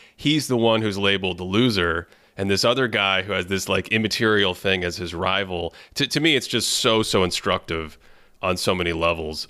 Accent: Boston, Massachusetts, United States; I grew up in Boston

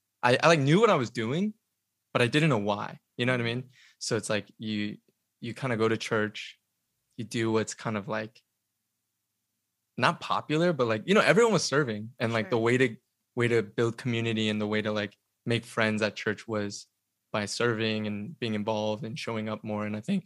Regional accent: Atlanta, Georgia, United States; moved away as an adult; now in Los Angeles, United States; I was born and raised in Atlanta.

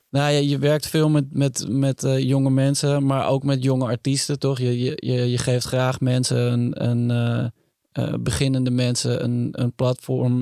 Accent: Utrecht, Netherlands; now in Amsterdam, Netherlands; toen ik jong was en, en in Utrecht woonde

